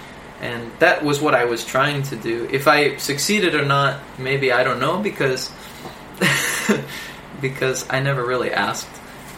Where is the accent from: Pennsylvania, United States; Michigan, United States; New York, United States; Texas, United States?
Michigan, United States; And I say, well, I'm from Michigan. Well, my dad doesn't really talk like this. And truth is, my accent is an amalgamation of places I've been and people that I've roomed